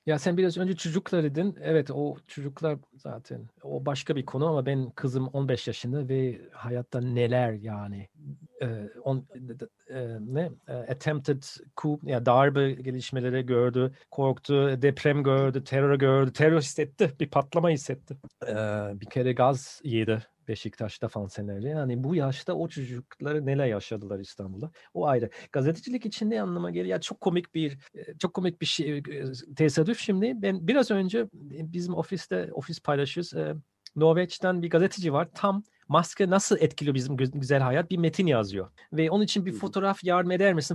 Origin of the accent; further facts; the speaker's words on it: Bonn, North Rhine-Westphalia, Germany; Turkish is a second language; moved away as an adult; now in Turkey; Ben Bon'da doğdum